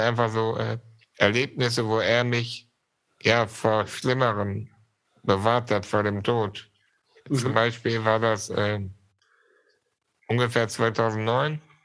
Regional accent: Germany; also born or lived in Syria; ich war ein Jahr alt, als wir nach Deutschland gekommen sind

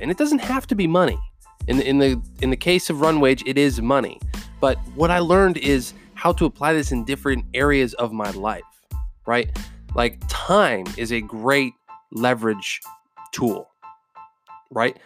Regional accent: Pennsylvania, United States; I'm from Pennsylvania

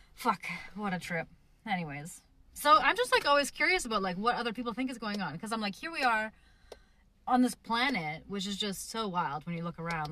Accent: Canada; I come from Canada where there's like a lot of land available

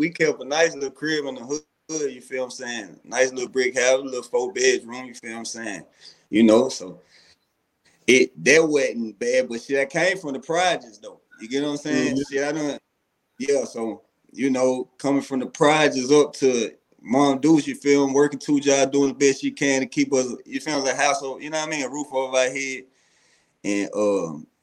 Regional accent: Chattanooga, Tennessee, United States; born or raised there

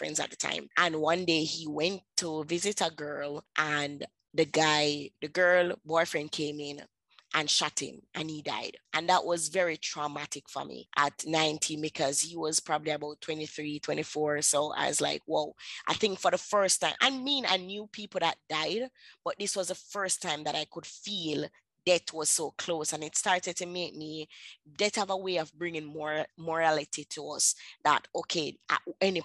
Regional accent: Kingston, Jamaica; I grew up in Kingston, Jamaica

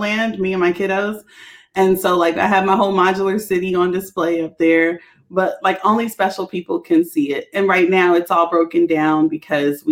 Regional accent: Washington, District of Columbia, United States; also born or lived in Cincinnati, Ohio; DC, that's my hometown

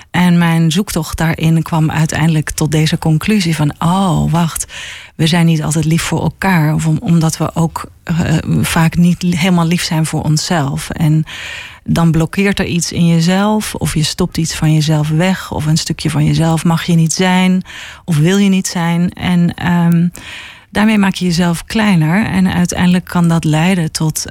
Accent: Helmond, North Brabant, Netherlands; moved away as an adult; now in Haarlem, Netherlands; ik kom uit eh, Helmond en ehm, ben op mijn achttiende naar, per ongeluk in Haarlem terechtgekomen

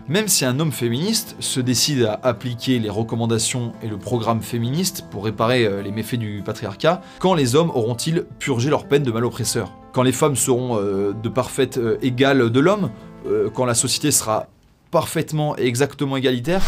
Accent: France; Chez nous en France

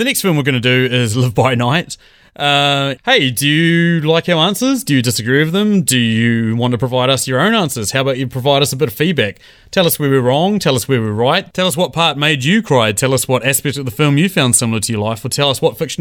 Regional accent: England, United Kingdom; as a English person

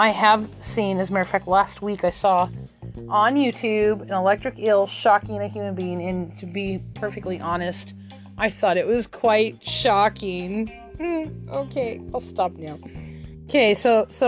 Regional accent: Arizona, United States; moved away; I'm originally from Arizona

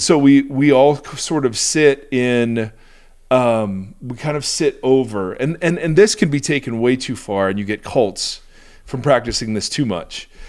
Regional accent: United States; I, as an American

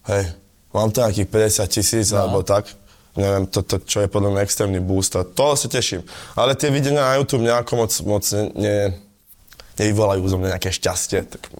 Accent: Galanta, Trnava Region, Slovakia; Ale u, u, u nás v Galante to ne, nebola žiadna novinka, lebo inak my sme furt to spávali, to fratelo

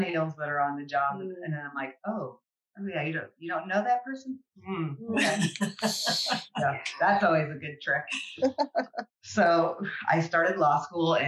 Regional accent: Chicago, Illinois, United States; I grew up in Chicago

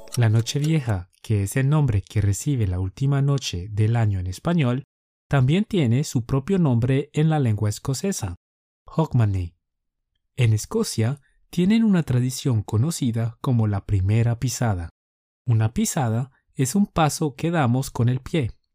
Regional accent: Colombia; Somos dos profes colombianos

